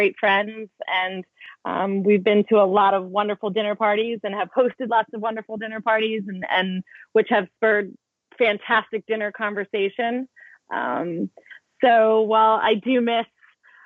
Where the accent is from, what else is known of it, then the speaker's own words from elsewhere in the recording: New Jersey, United States; moved away as an adult; now in London, United Kingdom; I'm an American and I was born and raised in New Jersey